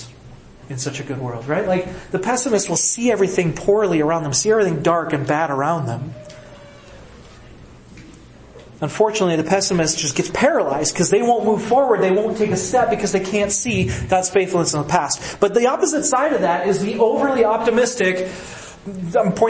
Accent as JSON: {"language": "English", "region": "Midwest", "country": "United States", "said": "I'm from the Midwest"}